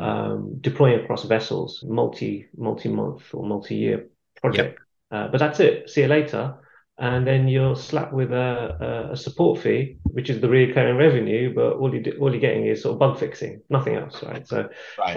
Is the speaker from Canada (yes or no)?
no; London, United Kingdom; moved away as an adult; now in Warwickshire, United Kingdom; I've been living here for about 10 years. I'm from London